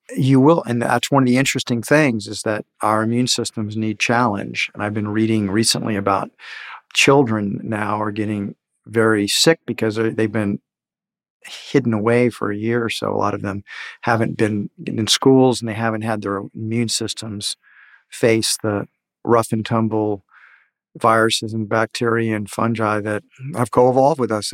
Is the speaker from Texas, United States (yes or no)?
yes; Houston, Texas, United States; I grew up in Houston where mothers would lock the kids in doors